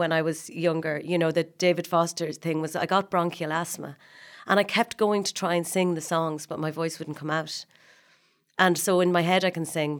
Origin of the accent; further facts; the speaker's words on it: Dundalk, Leinster, Ireland; I was from Dundalk and had played Snow White in The Seven Dwarfs.